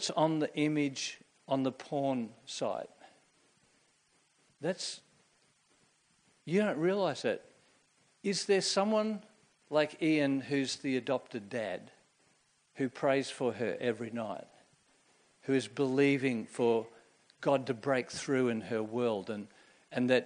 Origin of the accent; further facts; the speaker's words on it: Queensland, Australia; I grew up in Queensland in the 1960s and 1970s